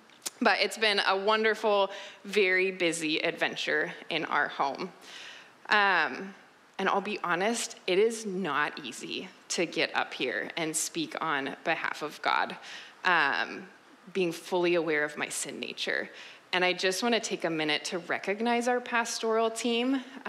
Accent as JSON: {"language": "English", "town": "Vancouver", "region": "British Columbia", "country": "Canada", "tie": "born or raised there", "said": "I'm from Vancouver, born and raised, and then I left for college and early adulthood and ended up back here."}